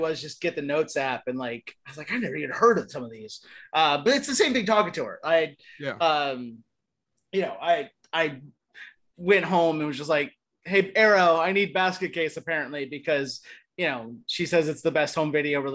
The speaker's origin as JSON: {"language": "English", "town": "Florence", "region": "Kentucky", "country": "United States", "tie": "born or raised there", "also_born_or_lived": "Erlanger, Kentucky", "moved": "yes", "said": "I'm from Northern Kentucky. I grew up in Erlanger and Florence"}